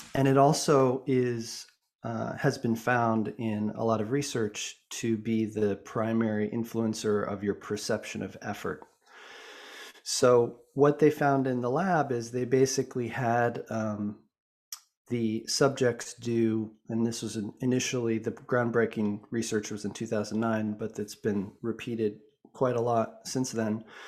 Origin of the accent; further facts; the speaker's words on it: Boulder, Colorado, United States; also born or lived in Vancouver, British Columbia, Canada; I was born in Vancouver, B C, um, but actually grew up in Boulder, Colorado